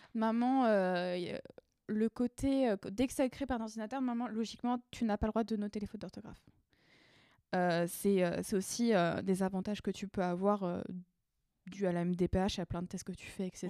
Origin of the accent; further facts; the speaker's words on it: Paris region, Île-de-France, France; je viens de région parisienne